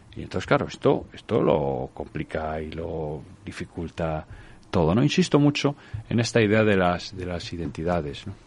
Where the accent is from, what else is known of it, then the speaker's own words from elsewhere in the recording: Galicia, Spain; a mí como gallego